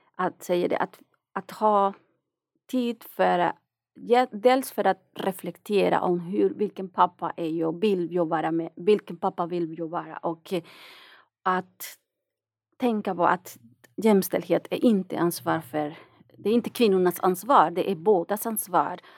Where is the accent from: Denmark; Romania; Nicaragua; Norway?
Nicaragua; Swedish is a second language; moved away as an adult; now in Sweden; jag kommer från Nicaragua